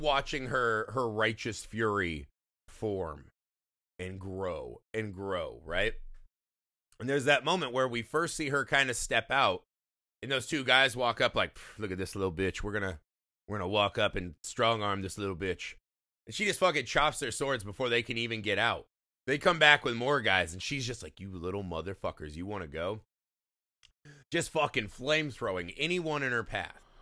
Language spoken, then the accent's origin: English; United States; we as an American audience